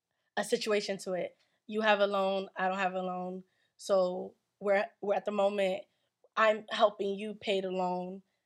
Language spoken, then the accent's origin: English; Nigeria; I'm Nigerian. If I don't have that, I think I'm going to have to, like, die.